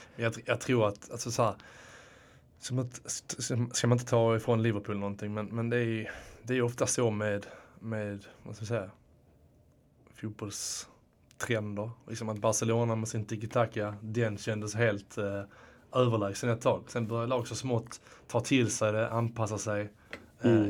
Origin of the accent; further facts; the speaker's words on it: Landskrona, Skåne, Sweden; also born or lived in Netherlands; now in Stockholm, Sweden; nu kommer jag från, eh, från, från Skåne, men från, precis. Landskrona